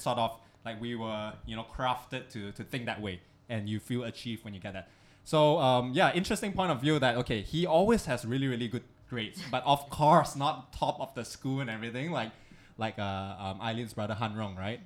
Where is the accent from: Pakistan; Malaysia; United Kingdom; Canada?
Malaysia; also born or lived in Singapore; now in Hong Kong; us being Malaysians